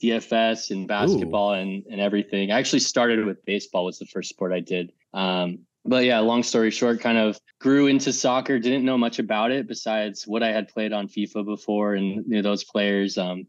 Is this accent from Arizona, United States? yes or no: yes; Arizona, United States; now in Los Angeles, United States; I'm from the US. I'm from Arizona, big Suns fan. But I live